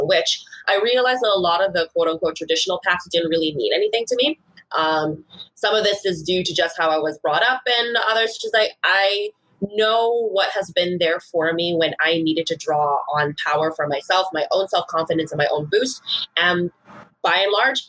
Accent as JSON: {"language": "English", "country": "Bahamas", "tie": "born or raised there", "moved": "as an adult", "lives_now": "Vancouver, Canada", "said": "I am originally from the Commonwealth of the Bahamas."}